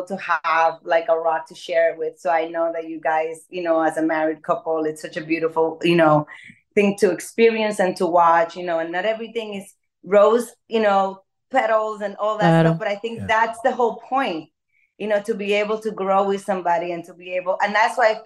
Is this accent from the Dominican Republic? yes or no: yes; Dominican Republic; growing up in Dominican Republic